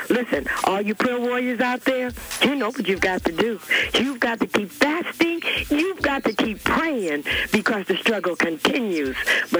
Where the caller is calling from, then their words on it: Compton, California, United States; I'm calling straight out of Compton.